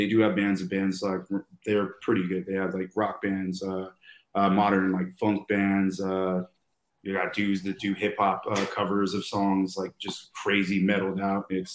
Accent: Tucson, Arizona, United States; now in Scottsdale, United States; I'm originally born and raised in Tucson

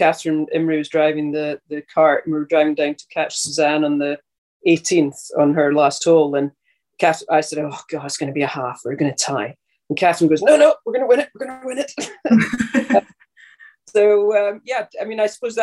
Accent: North Berwick, Scotland, United Kingdom; I grew up and still live in North Berwick, which is just, 5 minutes along the road from Muirfield

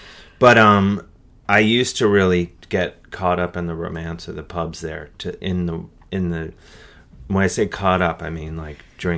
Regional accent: Cleveland, Ohio, United States; born or raised there

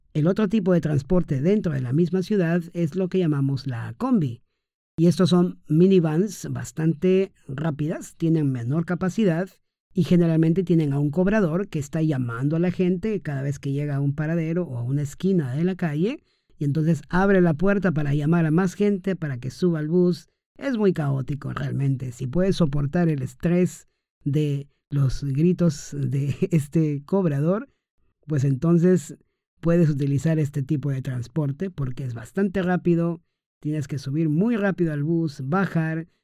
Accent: Trujillo, La Libertad, Peru; he volado desde Lima hacia mi ciudad natal, que es Trujillo

